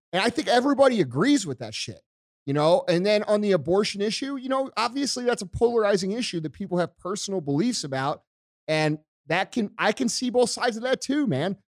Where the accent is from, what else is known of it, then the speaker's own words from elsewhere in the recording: United States; I'm an American